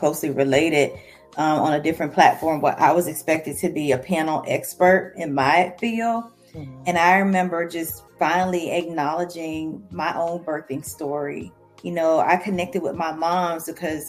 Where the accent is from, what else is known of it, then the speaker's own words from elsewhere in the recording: St. Petersburg, Florida, United States; I am a native of St. Petersburg, Florida, born and raised